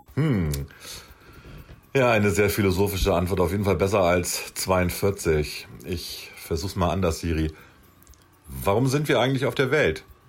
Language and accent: German; Germany; wir als Deutsche